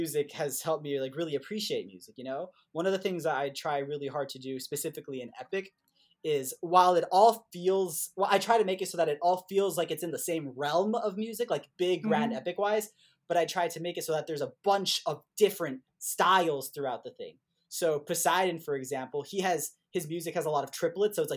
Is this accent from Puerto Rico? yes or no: yes; Puerto Rico; moved away as an adult; also born or lived in Indiana, United States; growing up in Puerto Rico